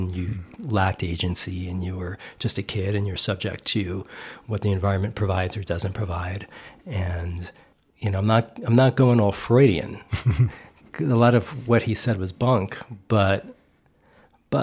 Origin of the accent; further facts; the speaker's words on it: New York, United States; I'm from New York, you know, my dad was from the Bronx and my mother's from Brooklyn